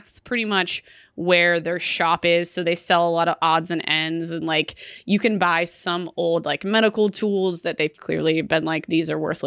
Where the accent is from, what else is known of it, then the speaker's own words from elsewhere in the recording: Pittsburgh, Pennsylvania, United States; I was from Pittsburgh